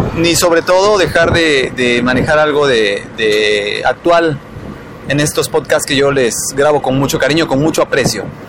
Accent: Mexico; como mexicanos

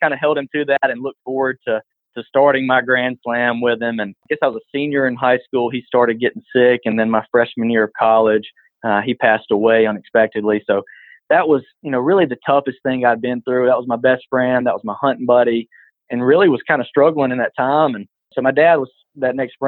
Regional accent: Butler, Alabama, United States; growing up on the farm. I'm from Butler, Alabama, and small town

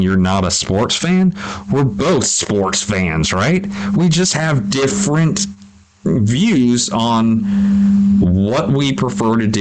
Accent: United States; I'm just a Yank. I'm just an American

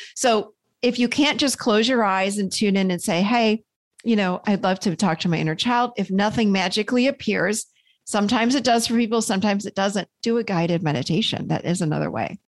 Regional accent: Rochester, New York, United States; also born or lived in Nashville, Tennessee; now in North Carolina, United States; I grew up in Rochester, New York, so in a snowbank, really, in the winters.

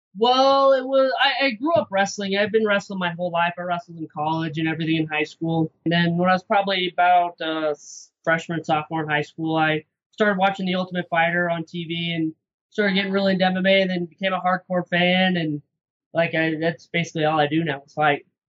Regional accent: Idaho, United States; moved away as an adult; now in Salt Lake City, United States; I'm from Idaho. I was fighting out in Idaho for a few years

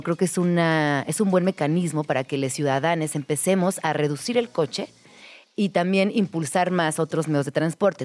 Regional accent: Mexico City, Mexico; quienes somos pues, personas chilangas, eh, crecimos entre el metro, el micro, micro

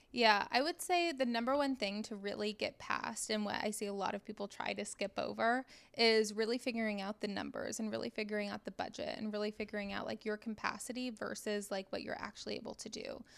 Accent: Dallas, Texas, United States; I'm from Dallas originally

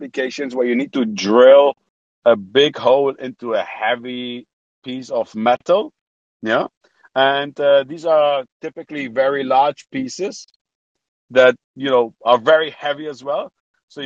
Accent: Germany; moved away as an adult; also born or lived in Poland / United Kingdom / Saudi Arabia; now in Amsterdam, Netherlands; So I was born in Poland. I moved to Germany when I was six. Grew up in Germany

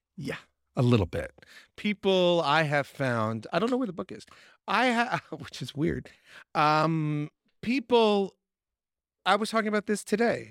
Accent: Long Island, New York, United States; I grew up on Long Island

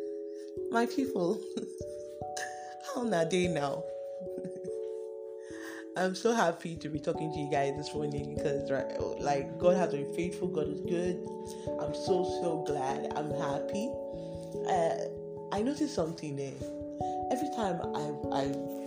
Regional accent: Delta, Nigeria; I'm from Delta State

